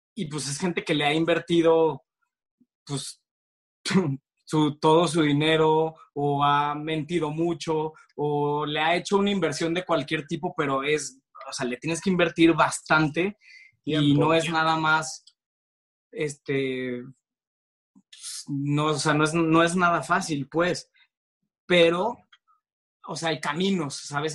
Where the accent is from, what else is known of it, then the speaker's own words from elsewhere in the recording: Torreón, Coahuila, Mexico; moved away as an adult; now in Mexico City, Mexico; llegué, de provinciano, llegué a, la Ciudad de México a los 18 años y a los 19 entré a estudiar comunicación a Ibero